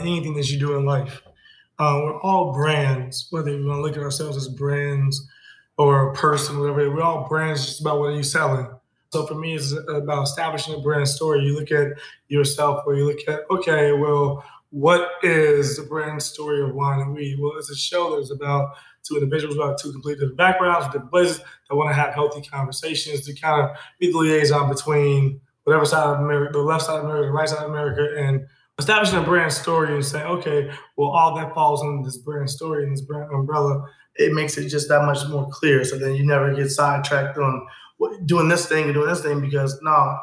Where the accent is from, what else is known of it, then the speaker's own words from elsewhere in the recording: Chicago, Illinois, United States; I'm from K-Town, I'm from the West Side